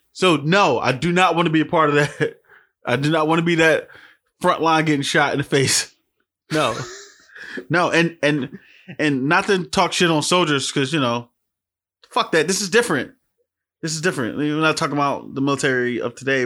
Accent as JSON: {"language": "English", "town": "Philadelphia", "region": "Pennsylvania", "country": "United States", "said": "I'm from Philly. We got an accent"}